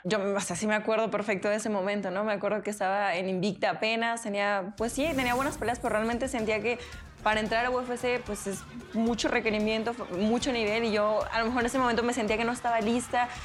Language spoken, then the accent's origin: Spanish; Mexico; somos de México